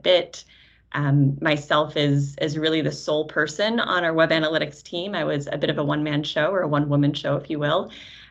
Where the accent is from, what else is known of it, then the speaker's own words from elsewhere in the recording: Syracuse, New York, United States; I met TeraKeet as a small startup company in Syracuse, which is also my hometown